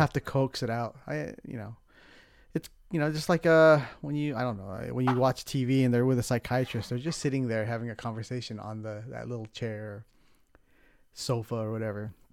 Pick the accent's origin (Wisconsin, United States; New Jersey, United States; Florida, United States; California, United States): California, United States; San Diego; moved away as an adult; also born or lived in Los Angeles; now in San Francisco, United States; I grew up in San Diego, so that was kinda, a lot of my childhood was San Diego